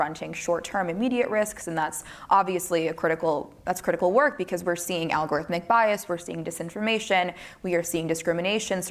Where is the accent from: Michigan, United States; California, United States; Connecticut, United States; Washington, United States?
California, United States; my home state of California